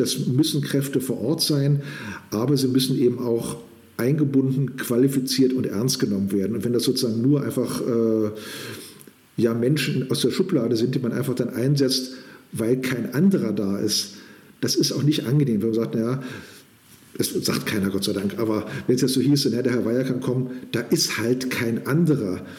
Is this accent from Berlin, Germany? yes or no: no; Kurhessen-Waldeck, Germany; moved away as an adult; also born or lived in Northern Saxony; now in Saxony, Germany; in Kurhessen-Waldeck, meine alte Heimat